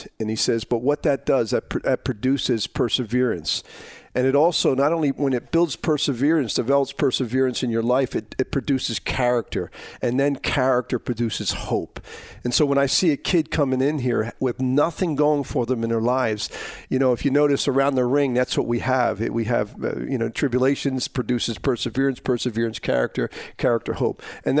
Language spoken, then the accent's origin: English; Philadelphia, Pennsylvania, United States; I was born and raised in Kensington, right on this block, you know, on Kensington Avenue. I lived right next door to the Rock Ministries.